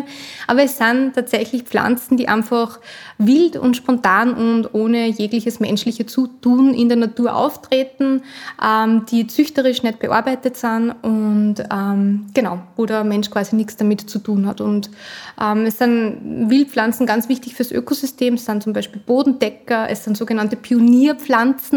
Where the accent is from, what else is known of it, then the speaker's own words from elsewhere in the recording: Upper Austria, Austria; also born or lived in Vienna; Ich bin in Oberösterreich aufgewachsen, habe dann meine ersten 18 Lebensjahre da verbracht